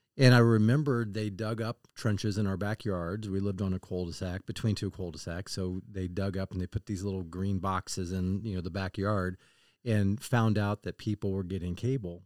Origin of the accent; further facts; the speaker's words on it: Kansas City, Missouri, United States; I grew up in Kansas City